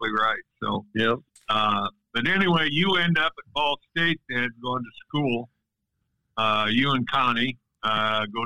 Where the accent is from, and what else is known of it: Bremen, Indiana, United States; born or raised there